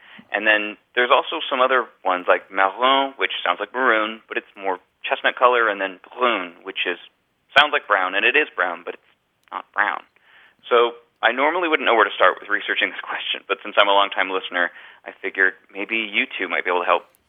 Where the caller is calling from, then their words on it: San Diego, California, United States; I'm calling from San Diego, California.